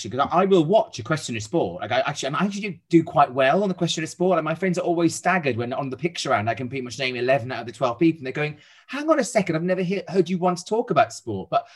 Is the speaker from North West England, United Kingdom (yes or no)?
no; Wales, United Kingdom; my hometown in Wales